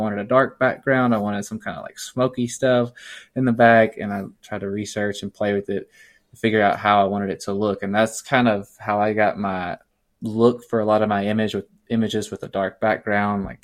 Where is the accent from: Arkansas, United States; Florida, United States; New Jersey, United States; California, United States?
Arkansas, United States; Little Rock; I'm born and raised in Little Rock, Arkansas